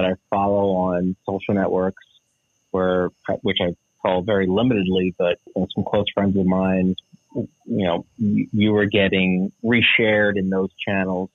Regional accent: New Jersey, United States; grew up in South Jersey, about 15 minutes outside of Philadelphia

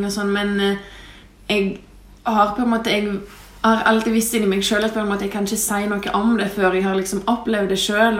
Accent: Lithuania; now in Norway; jeg kommer fra Litauen, men bor i Norge

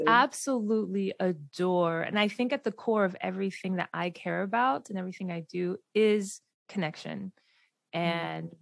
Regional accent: Delaware, United States; where I grew up in Delaware

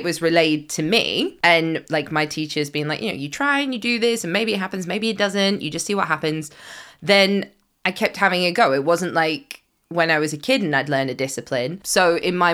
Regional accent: United Kingdom; as British people

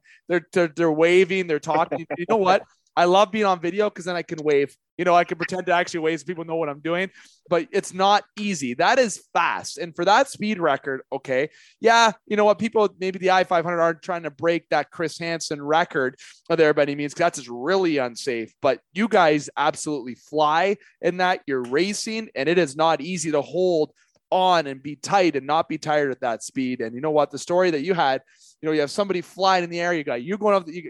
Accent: Canada; also born or lived in Sault Ste. Marie, Ontario; as I'm in Sioux, Ontario, being Canadian

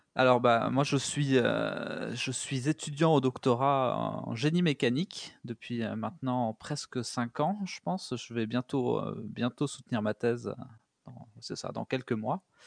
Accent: near Spain, south-west France, France; moved away as an adult; also born or lived in Denmark; now in Canada; Je suis euh, français à la base. J'étais, euh, je viens du sud-ouest de la France, proche de l'Espagne

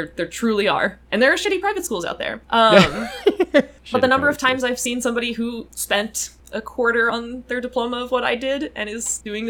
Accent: North Carolina, United States; born or raised there; moved away as an adult

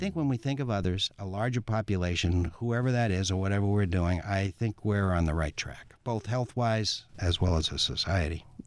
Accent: Massachusetts, United States; I'm in public health and I'm from Massachusetts

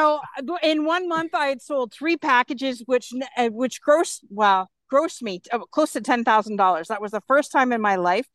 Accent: Canada; I'm from Canada.

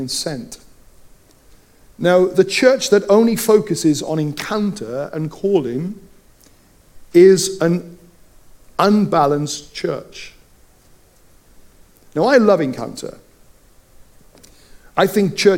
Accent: Wales, United Kingdom; growing up in Wales, I can roll my R's

